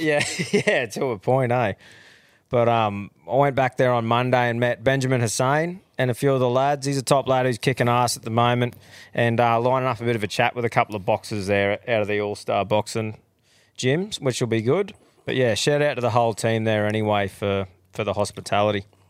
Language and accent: English; Australia; We're Australians. Australians say doggy bags.